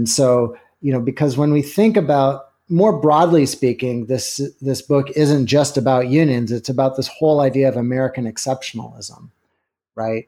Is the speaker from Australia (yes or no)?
no; Canada; now in United States; I grew up in Canada, but have lived in the States for a long time